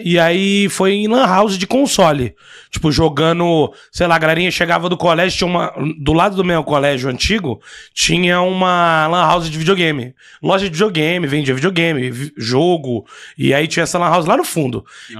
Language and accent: Portuguese; Goiás, Brazil; eu sou de Goiás